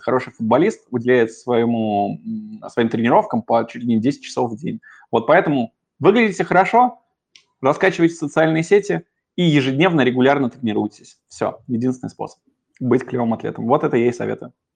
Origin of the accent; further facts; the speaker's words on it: Moscow, Russia; я коренной москвич